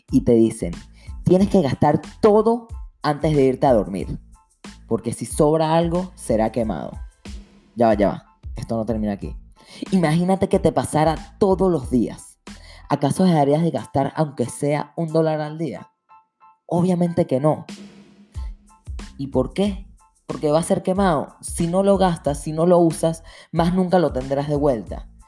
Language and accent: Spanish; Venezuela; now in New York, United States; Yo soy de Venezuela y estoy en la universidad acá en Nueva York.